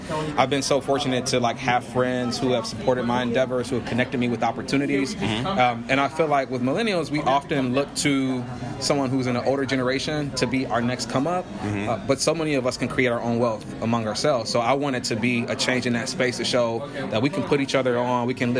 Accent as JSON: {"language": "English", "town": "Cleveland", "region": "Ohio", "country": "United States", "said": "I'm a kid from Cleveland."}